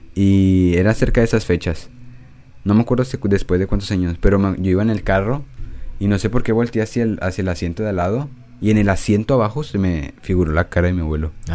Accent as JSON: {"language": "Spanish", "country": "Mexico", "said": "soy de México"}